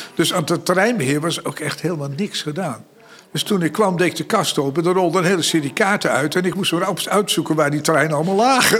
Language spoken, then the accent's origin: Dutch; Zalk, Overijssel, Netherlands; also born or lived in Aarlanderveen, South Holland; ik ben natuurlijk eh, opgegroeid in Zalk. En ik was zeven jaar toen ik daar kwam. En eh, ik kwam uit Aarlanderveen, Zuid-Holland.